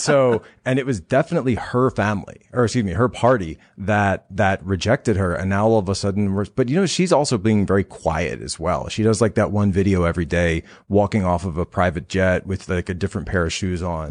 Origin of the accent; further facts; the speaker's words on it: Pennsylvania, United States; Pennsylvania is my home state